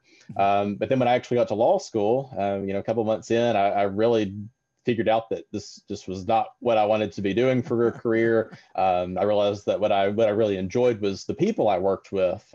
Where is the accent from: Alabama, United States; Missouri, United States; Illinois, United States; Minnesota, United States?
Alabama, United States; Florence; also born or lived in Tuscaloosa, Alabama; I am a lifelong Alabamian. I grew up in Florence, Alabama